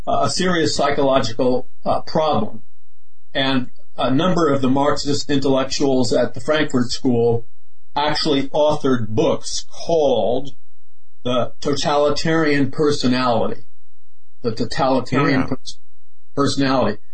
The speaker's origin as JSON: {"language": "English", "town": "New York City", "region": "New York", "country": "United States", "tie": "born or raised there", "said": "I was raised in Queens, Jackson Heights, Queens"}